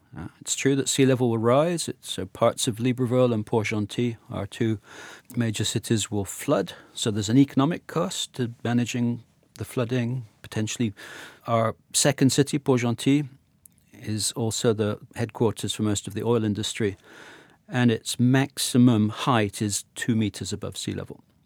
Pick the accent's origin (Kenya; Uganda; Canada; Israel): Uganda; also born or lived in Sierra Leone / Nigeria; now in Gabon; I grew up in Uganda. Did most of my primary school in Uganda